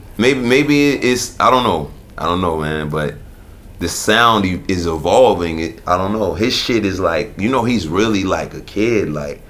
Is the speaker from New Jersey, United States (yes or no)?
yes; Newark, New Jersey, United States; Then I've gone from that to within the framework of New Jersey, I've had people tell me they can't fuck with me because I'm from Newark, nigga.